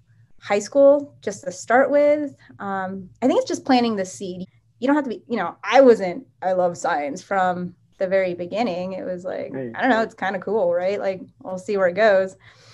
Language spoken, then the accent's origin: English; Japan; Instead, I grew up in Japan. We have Japanese universities, which are doing great science